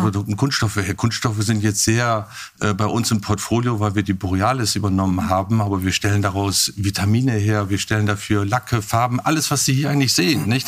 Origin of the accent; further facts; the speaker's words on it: Germany; Ich bin ja in Hamburg geboren, in der Nähe